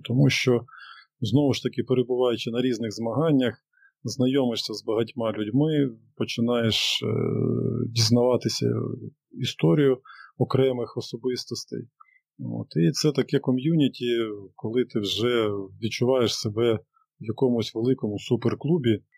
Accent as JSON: {"language": "Ukrainian", "region": "Sumy Oblast", "country": "Ukraine", "tie": "born or raised there", "said": "я сам родом з Сумської області"}